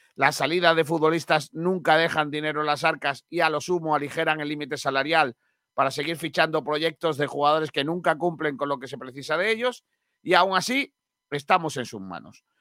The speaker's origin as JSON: {"language": "Spanish", "town": "Rincón de la Victoria", "region": "Andalusia", "country": "Spain", "tie": "born or raised there"}